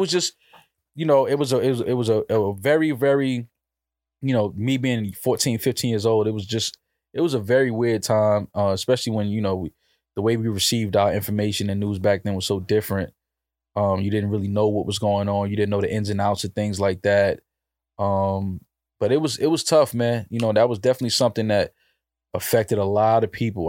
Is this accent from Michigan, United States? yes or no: no; New York, United States; I'm from the East Coast. I'm from New York